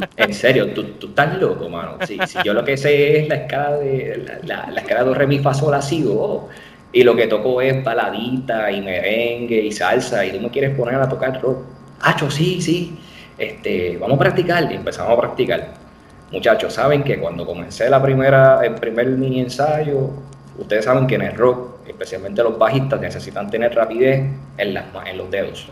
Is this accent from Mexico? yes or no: no; Bayamón, Puerto Rico; also born or lived in Corozal, Puerto Rico; nací en Bayamón, Puerto Rico, la ciudad vaquera.